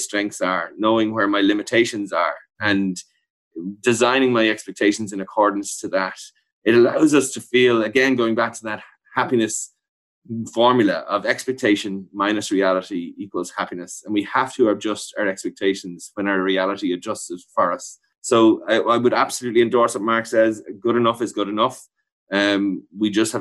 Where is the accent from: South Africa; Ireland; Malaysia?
Ireland; as Irish people